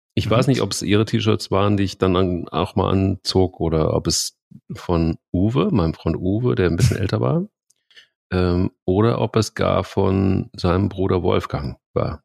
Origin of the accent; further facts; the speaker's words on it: Dillenburg, Hesse, Germany; bin ich denn irgendwie in Dillenburg aufgewachsen, im Westerwald